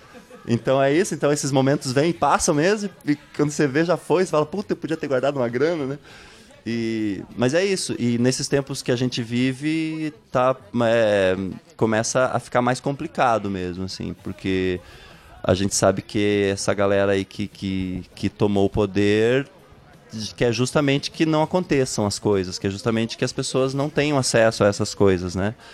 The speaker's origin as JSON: {"language": "Portuguese", "town": "Ponta Grossa", "region": "Paraná", "country": "Brazil", "tie": "born or raised there", "also_born_or_lived": "Jacutinga", "said": "Mas eu só nasci lá e vim com um mês de vida para Ponta Grossa."}